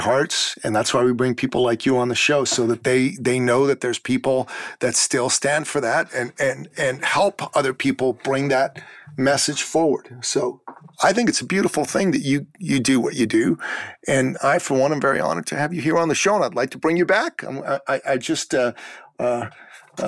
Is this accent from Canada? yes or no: no; Iran; moved away; Look, I come from the Middle East. I come from Iran, and I am a Christian from Iran. And when the Islamic Revolution happened, it became very tough for folks like myself. My parents decided to move to the West